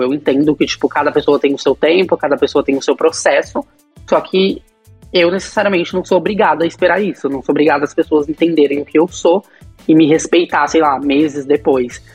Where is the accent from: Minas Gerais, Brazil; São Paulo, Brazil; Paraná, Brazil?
São Paulo, Brazil; Bauru; moved away; eu saí de Bauru, né? Que, era, que é minha cidade natal